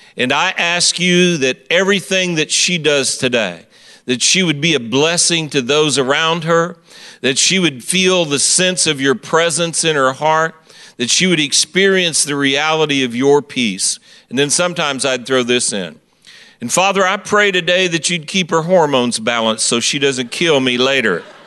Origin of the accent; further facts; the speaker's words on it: Kansas City, Missouri, United States; I am from Kansas City, Missouri